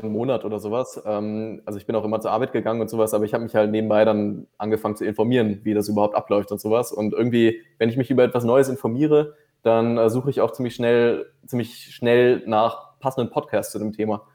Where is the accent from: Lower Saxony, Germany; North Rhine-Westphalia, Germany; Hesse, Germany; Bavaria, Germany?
North Rhine-Westphalia, Germany; near Düsseldorf; moved away as an adult; now in Vienna, Austria; ursprünglich komme ich eigentlich aus dem Rheinland, äh, aus der Nähe von Düsseldorf